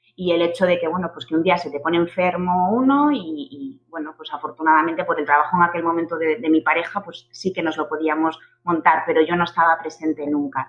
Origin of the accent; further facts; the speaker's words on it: Galicia, Spain; moved away as an adult; also born or lived in Santiago de Compostela; now in Barcelona, Spain; soy gallega